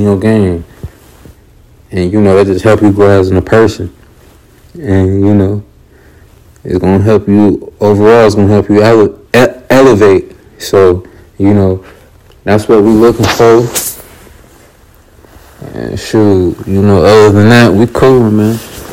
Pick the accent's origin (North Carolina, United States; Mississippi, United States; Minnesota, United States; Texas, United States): North Carolina, United States; Raleigh; I'm from Raleigh, North Carolina. From the South Side